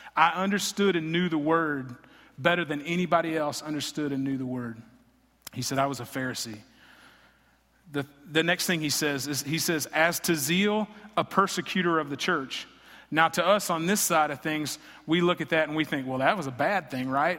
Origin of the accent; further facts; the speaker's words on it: Greenville, Texas, United States; also born or lived in Lubbock, Texas / Fort Worth, Texas; I grew up in Greenville, Texas. I was born here, raised here, graduated high school here